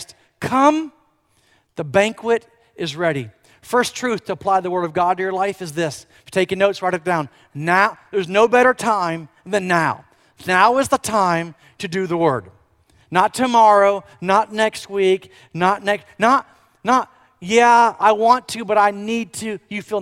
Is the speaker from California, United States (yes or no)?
no; Florida, United States; moved away as an adult; also born or lived in Tulsa, Oklahoma; I grew up actually in Florida, and I graduated from UCF